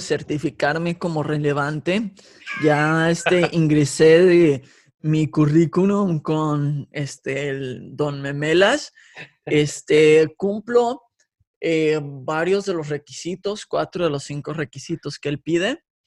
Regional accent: Guadalajara, Jalisco, Mexico; also born or lived in California; nací en California, me crié en la bella metrópoli de Guadalajara

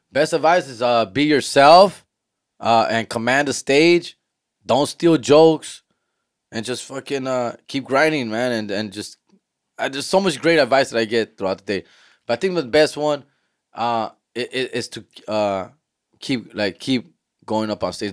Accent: Huntington Park, California, United States; I'm from Huntington Park

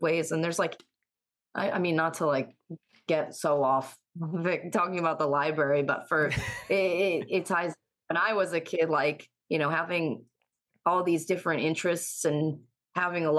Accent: near Pittsfield, Western Massachusetts, United States; also born or lived in Ithaca, New York; I'm from a super small town in Western Massachusetts. And I kind of grew up on the more rural side of town

